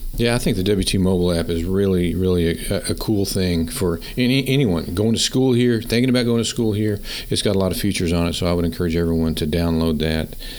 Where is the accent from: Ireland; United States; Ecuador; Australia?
United States; Pampa, Texas; I grew up in Pampa